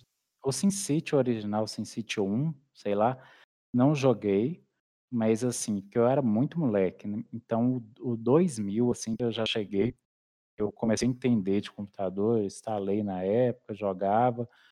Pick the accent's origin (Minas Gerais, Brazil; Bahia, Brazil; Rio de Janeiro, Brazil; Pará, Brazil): Minas Gerais, Brazil; also born or lived in Belo Horizonte; eu sou mineiro, né? Uai, no interior Uai. de Minas. eu nasci em Belo Horizonte